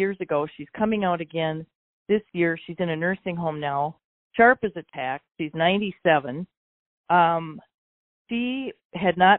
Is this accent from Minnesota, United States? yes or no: yes; Delano, Minnesota, United States; I grew up in Delano